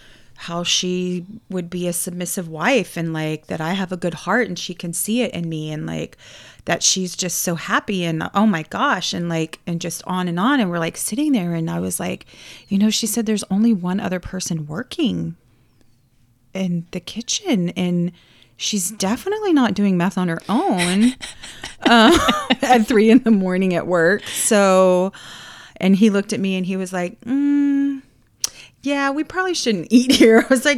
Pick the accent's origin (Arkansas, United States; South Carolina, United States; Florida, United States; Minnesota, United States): Florida, United States; And I thought I was a Florida girl.